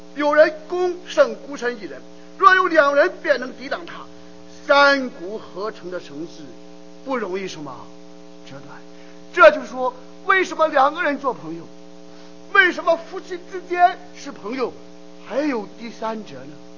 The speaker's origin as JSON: {"language": "Chinese", "country": "China", "said": "我们中国人"}